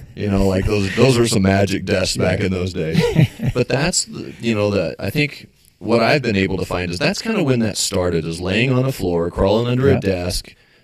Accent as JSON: {"language": "English", "region": "Western Nebraska", "country": "United States", "said": "we're from Western Nebraska."}